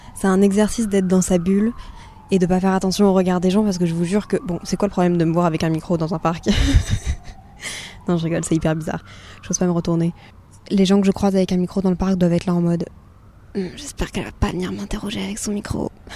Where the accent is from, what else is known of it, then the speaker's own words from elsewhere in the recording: Brussels, Brussels-Capital Region, Belgium; je suis quand même née dans la capitale de l'Europe